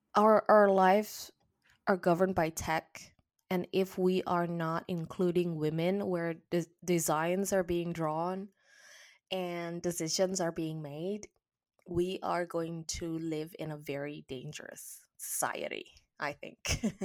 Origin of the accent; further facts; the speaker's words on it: Indonesia; moved away as an adult; now in England; my home country, Indonesia. And I also remember just three years ago when I moved to England